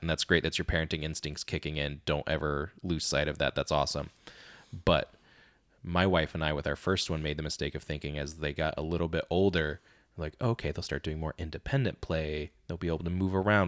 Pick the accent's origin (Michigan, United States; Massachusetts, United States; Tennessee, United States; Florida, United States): Florida, United States; we're from Florida